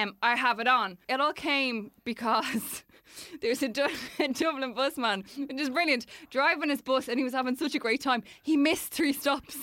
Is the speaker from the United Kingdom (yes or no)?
no; Dublin, Leinster, Ireland; born or raised there